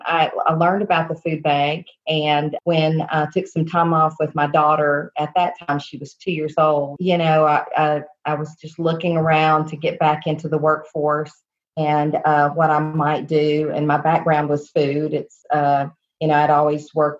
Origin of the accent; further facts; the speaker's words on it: Blountville, Tennessee, United States; I grew up here in Northeast Tennessee and went to high school locally in the area in Bluntville at Central High School